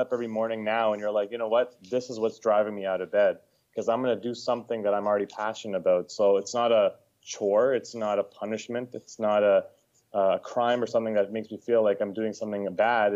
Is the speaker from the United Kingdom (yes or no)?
no; Edmonton, Alberta, Canada; moved away as an adult; now in Ontario, Canada; born and raised in Edmonton, Alberta, lived there most of my life.